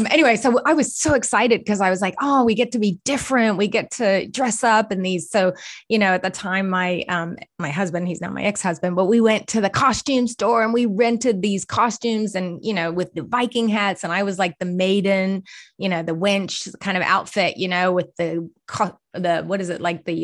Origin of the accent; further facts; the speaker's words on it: Boston, Massachusetts, United States; accent: Boston; now in Australia; that sounds a little bit like Boston. That's my Boston accent.